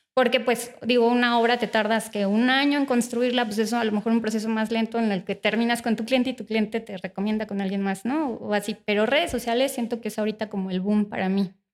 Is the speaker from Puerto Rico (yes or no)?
no; Morelia, Michoacán, Mexico; soy originaria de Morelia